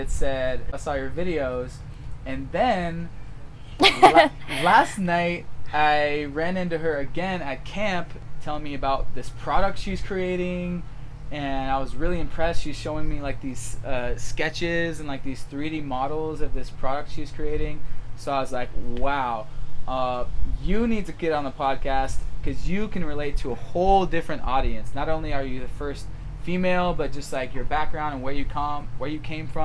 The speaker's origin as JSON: {"language": "English", "town": "Seattle", "region": "Washington", "country": "United States", "said": "I'm from Seattle"}